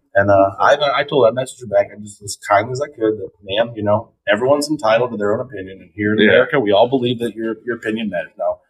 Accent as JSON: {"language": "English", "town": "South Bend", "region": "Indiana", "country": "United States", "tie": "born or raised there", "said": "grew up in the south side of South Bend, right there, Curran 31."}